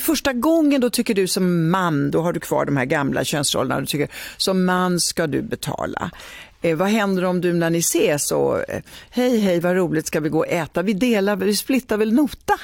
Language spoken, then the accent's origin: Swedish; Italy; now in Sweden; jag kommer från Italien